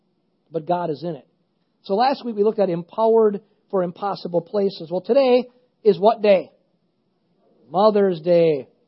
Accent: United States; I said, forgive me, I'm American.

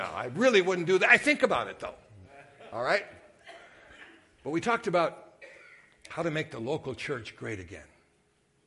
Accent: Sturgeon Bay, Wisconsin, United States; I was raised in Sturgeon Bay during Bart Starr

